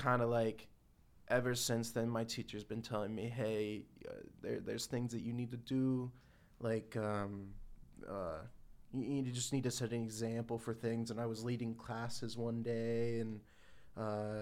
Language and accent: English; Vincent, Ohio, United States; originally from Vincent, Ohio